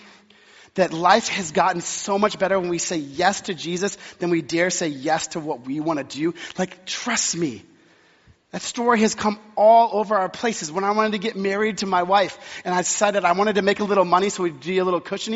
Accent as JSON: {"language": "English", "region": "Texas", "country": "United States", "tie": "born or raised there", "moved": "yes", "said": "I was born and raised in Texas"}